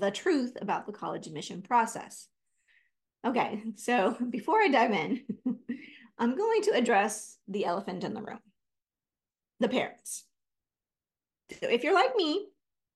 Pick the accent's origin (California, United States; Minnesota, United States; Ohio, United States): California, United States; I'm from California.